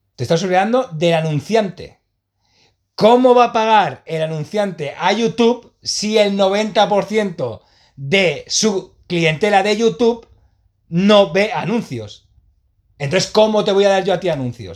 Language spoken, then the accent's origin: Spanish; Sant Boi de Llobregat, Catalonia, Spain; Sí, de Samboy, de Llobregat